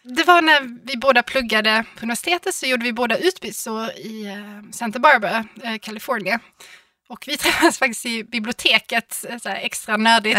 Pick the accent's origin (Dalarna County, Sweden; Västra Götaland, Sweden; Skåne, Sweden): Skåne, Sweden; Malmö; jag är från Malmö